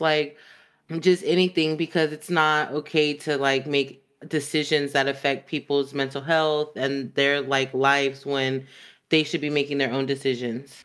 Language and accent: English; Los Angeles, California, United States; accent: valley; I was born in Northridge